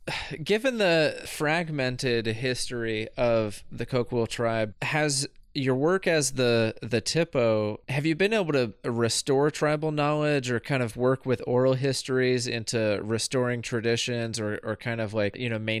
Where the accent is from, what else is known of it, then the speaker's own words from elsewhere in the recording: Southeast, United States; I grew up in the Southeast, where there's not much overlap or not much engagement with, you know, non-tribal communities and tribal communities.